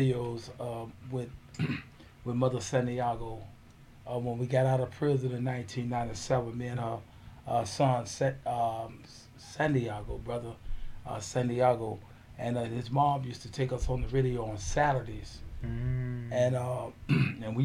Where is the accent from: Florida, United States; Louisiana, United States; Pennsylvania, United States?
Florida, United States; Fort Myers; also born or lived in Augusta, Georgia; I'm originally from Fort Myers. I was born in Augusta, Georgia, but my mom moved here in 1969. So, I've been here ever since 69.